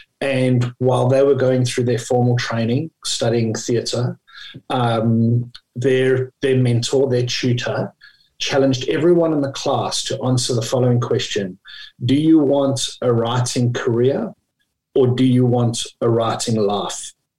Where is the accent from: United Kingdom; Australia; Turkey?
Australia; In Australia, we pronounce his name as Labuschagne